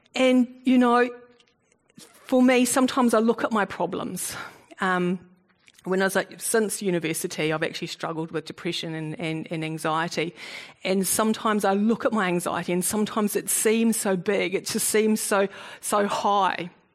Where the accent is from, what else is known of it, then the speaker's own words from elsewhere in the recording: New Zealand; also born or lived in South Africa; I, used to call myself a Kiwi Bok because I was born in South Africa and at the age of six I immigrated. So that's why I don't have a South African accent.